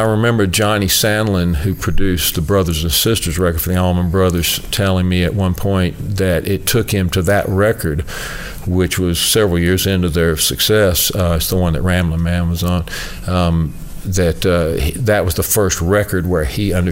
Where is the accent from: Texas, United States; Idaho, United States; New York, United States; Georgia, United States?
Georgia, United States; Augusta; now in Nashville, United States; I was from Augusta, Georgia, so I grew up in Georgia